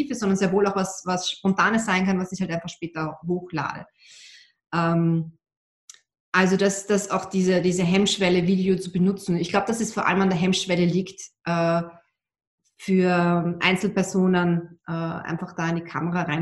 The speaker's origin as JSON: {"language": "German", "country": "Austria", "said": "was ich als Österreicherin immer schweren Herzen zugeben muss, ich bin mit einem Deutschen verheiratet."}